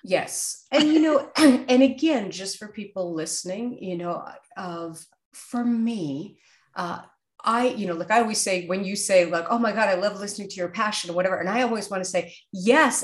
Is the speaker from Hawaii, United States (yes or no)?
no; New York City, New York, United States; born or raised there